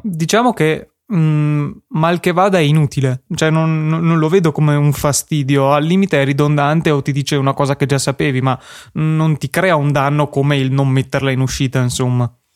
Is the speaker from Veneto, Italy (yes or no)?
yes; Verona, Veneto, Italy; siamo di Verona